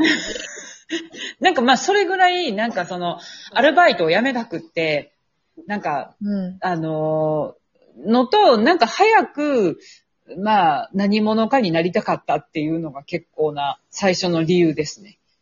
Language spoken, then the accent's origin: Japanese; Kansai, Japan; moved away as an adult; now in Tokyo, Japan; 地元が関西なんですけれども、えー、関西の美術系大学を卒業し